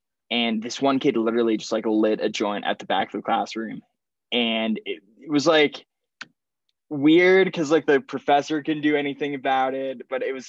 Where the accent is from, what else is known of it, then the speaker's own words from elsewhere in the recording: Geneva, Switzerland; first language French; English is a second language; also born or lived in Miami, United States; now in United States; I was born in the US, but I grew up in Switzerland, Geneva. So my first language is actually French.